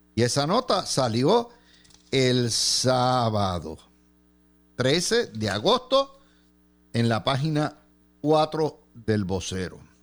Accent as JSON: {"language": "Spanish", "town": "Cidra", "country": "Puerto Rico", "said": "mi pueblito de Sidra"}